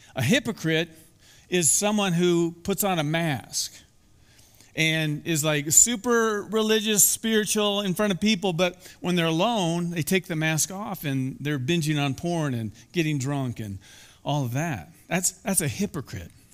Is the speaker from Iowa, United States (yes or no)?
yes; Iowa, United States; moved away; I grew up in Iowa, and very close to where I live was the Skunk River.